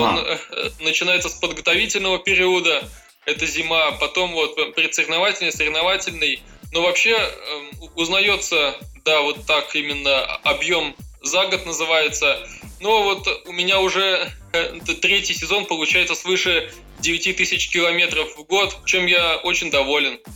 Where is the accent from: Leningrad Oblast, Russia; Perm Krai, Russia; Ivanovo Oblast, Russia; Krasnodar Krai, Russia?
Ivanovo Oblast, Russia; Ivanovo; я сам из Иванова, вот, и поэтому и учился я тоже в своем городе